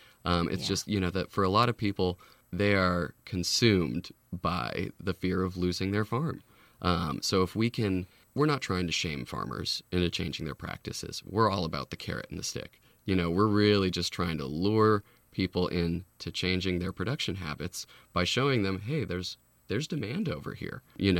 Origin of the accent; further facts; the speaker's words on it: Lafayette, California, United States; I grew up here in the Bay Area, Lafayette.